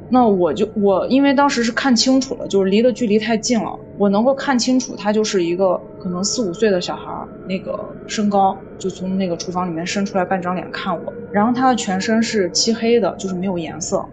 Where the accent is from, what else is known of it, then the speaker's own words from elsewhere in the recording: China; 因为我家乡河流比较多，嗯。啊，就是有一个汉江